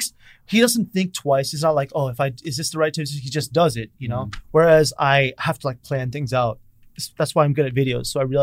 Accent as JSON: {"language": "English", "country": "United States", "tie": "born or raised there", "moved": "as an adult", "lives_now": "South Korea", "said": "I grew up in Koreatown, and my high school was 40% Korean"}